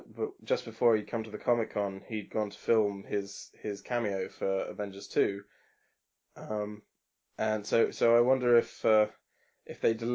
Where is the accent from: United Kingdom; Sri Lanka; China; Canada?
United Kingdom; We're poor British people.